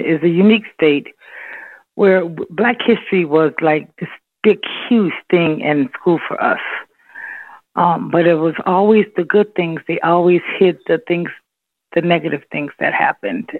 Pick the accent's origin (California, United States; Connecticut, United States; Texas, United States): California, United States; I grew up in California